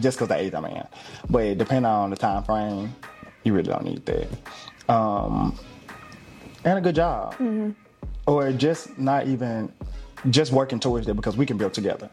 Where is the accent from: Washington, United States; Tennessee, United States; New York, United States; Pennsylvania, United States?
Tennessee, United States; Memphis; born and raised in Memphis